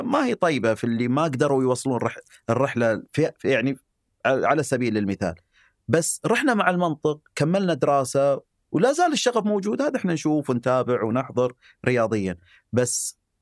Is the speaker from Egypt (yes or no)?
no; Eastern Province, Saudi Arabia; اني يعني من الشرقيه